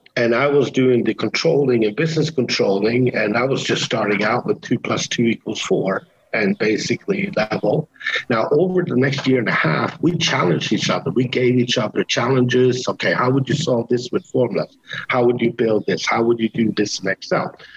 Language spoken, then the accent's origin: English; Canada; moved away; I lived in Canada for many years. I am Canadian